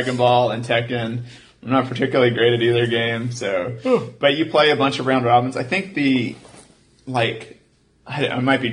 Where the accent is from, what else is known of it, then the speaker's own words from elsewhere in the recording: Houston, Texas, United States; moved away as an adult; now in Austin, United States; we're from Houston